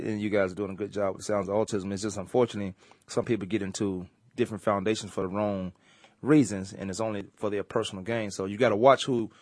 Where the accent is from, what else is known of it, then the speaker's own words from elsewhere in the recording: Virginia, United States; accent: Virginia Southern; moved away; My accent would never leave. Never. And it's a Virginia Southern thing.